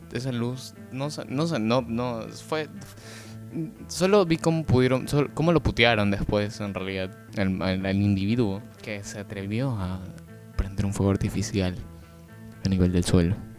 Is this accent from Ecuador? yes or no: yes; Ecuador; now in Guayaquil, Ecuador; vivo en la ciudad de Guayaquil, Ecuador, un bello país